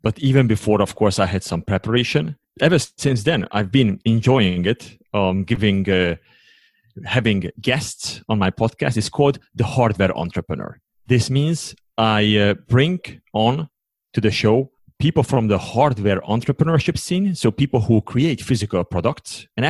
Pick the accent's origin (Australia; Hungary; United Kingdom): Hungary; English is a second language; moved away as an adult; also born or lived in United States; now in Switzerland; originally I come from Hungary, and I live now in Switzerland since 2009